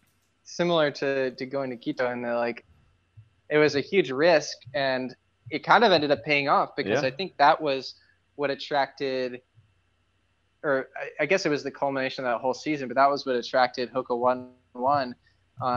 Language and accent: English; Boston, Massachusetts, United States; moved away; I grew up in Boston, so I knew a lot of people there.